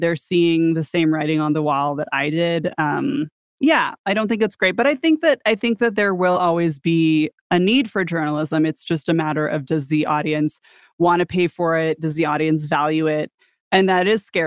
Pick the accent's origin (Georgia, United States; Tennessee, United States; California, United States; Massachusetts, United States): California, United States; San Diego; I'm from San Diego